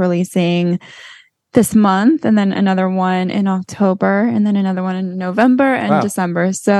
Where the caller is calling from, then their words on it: Los Angeles, California, United States; also born or lived in Florida; I am calling from Los Angeles, where I'm currently living